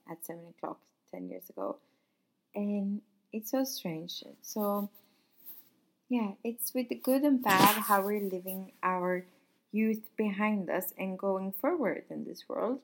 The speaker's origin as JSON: {"language": "English", "country": "Sweden", "also_born_or_lived": "Paris, France", "moved": "yes", "lives_now": "Nice, France", "said": "I'm from Sweden. I used to live in Paris. Now I live here and I work here."}